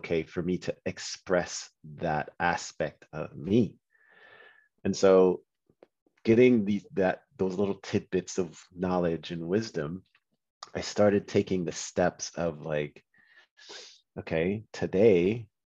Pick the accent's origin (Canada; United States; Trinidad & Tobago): Trinidad & Tobago; I'm from Trinidad